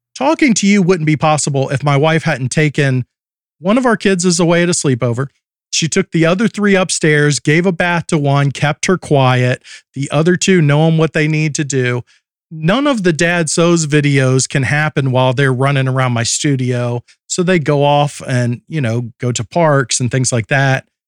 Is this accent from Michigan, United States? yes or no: no; Alabama, United States; I grew up in Alabama and lived there